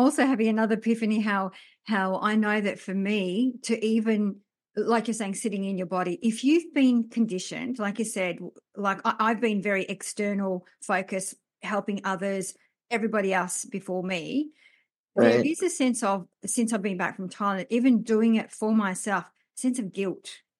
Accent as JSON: {"language": "English", "country": "France", "tie": "born or raised there", "said": "I was born in France."}